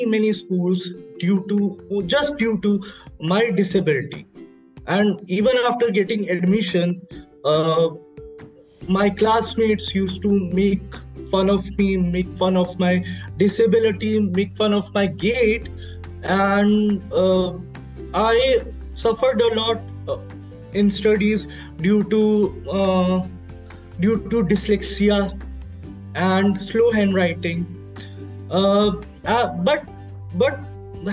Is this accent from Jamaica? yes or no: no; India; I'm from India